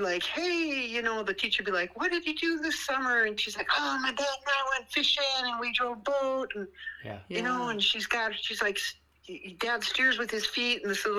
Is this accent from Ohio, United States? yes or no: no; New Ulm, Minnesota, United States; also born or lived in Moose Lake, Minnesota / Brainerd Lakes area, Minnesota; I grew up in New Ulm in southern, mm-hmm, Minnesota. Mm-hmm. We lived by Moose Lake for many years, mm-hmm, and now we're here in the Brainerd Lakes area.